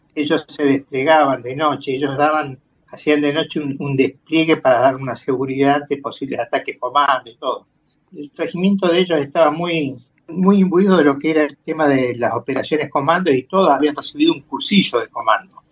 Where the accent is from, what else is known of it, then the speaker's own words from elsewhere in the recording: Entre Ríos, Argentina; Soy de Entre Ríos, tengo familiares allá que en algún momento me dejaron manejar tractor